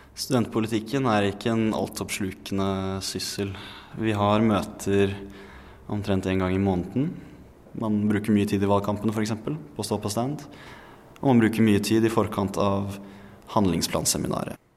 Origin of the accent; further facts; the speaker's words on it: Bærum, Akershus, Norway; now in Oslo, Norway; hjemstedet mitt og der jeg har vokst opp